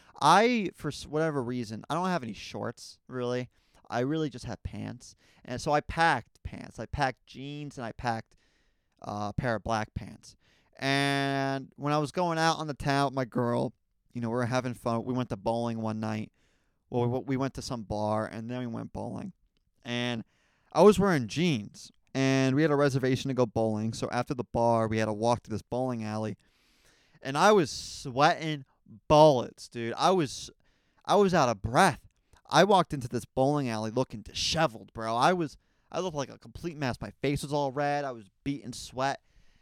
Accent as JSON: {"language": "English", "town": "Raleigh", "region": "North Carolina", "country": "United States", "tie": "born there", "also_born_or_lived": "New Jersey", "said": "something you guys don't know about me is I was born in the South. There's something in my blood. Something with, like, astrology or something. With, like, your chart, it matters where you were born. I mean, I was born in Raleigh, North Carolina, man."}